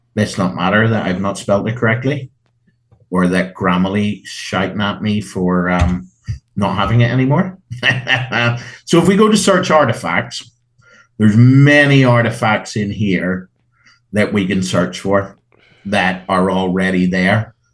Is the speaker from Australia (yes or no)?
no; Ireland; Being Irish